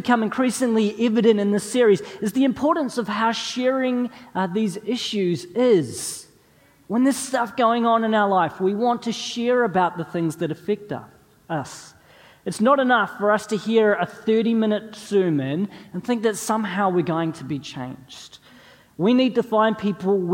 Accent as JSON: {"language": "English", "country": "New Zealand", "also_born_or_lived": "North East England", "moved": "as an adult", "said": "us as New Zealanders"}